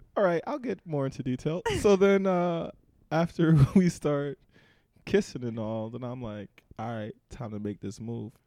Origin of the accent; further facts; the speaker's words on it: New Jersey, United States; I'm from New Jersey.